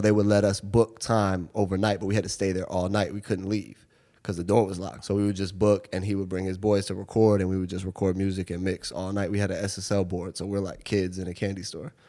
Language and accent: English; Seattle, Washington, United States; moved away as an adult; now in New York, United States; I grew up in Seattle. Um, I moved here when I was 18 to go to NYU.